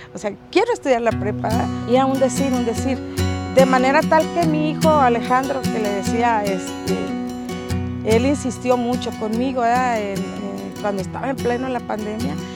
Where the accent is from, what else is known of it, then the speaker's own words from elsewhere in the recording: Nayarit, Mexico; also born or lived in Zacatecas; Vivo aquí desde hace 55 años. Aquí hice mi primaria, mi secundaria.